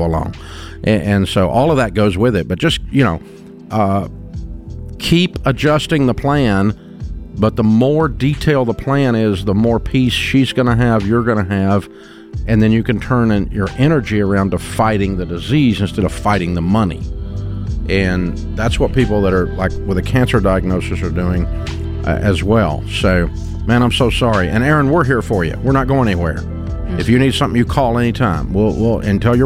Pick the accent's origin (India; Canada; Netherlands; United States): United States; Maryville, Tennessee; I was born in Merville